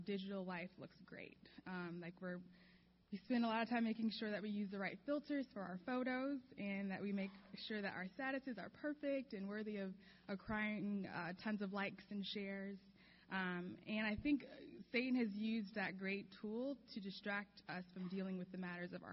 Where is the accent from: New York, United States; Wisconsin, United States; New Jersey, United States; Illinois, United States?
Illinois, United States; Chicago; now in Los Angeles, United States; I'm from Chicago. I grew up there